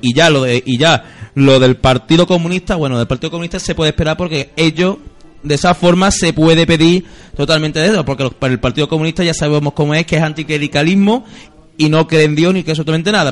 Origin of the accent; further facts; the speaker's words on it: Seville, Andalusia, Spain; soy sevillano de dicha soy sevillano